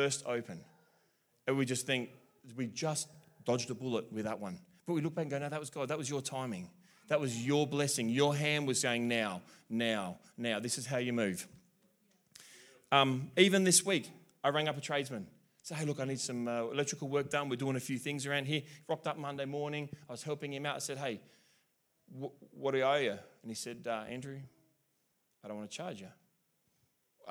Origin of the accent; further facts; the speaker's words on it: South Australia, Australia; I'm South Australian.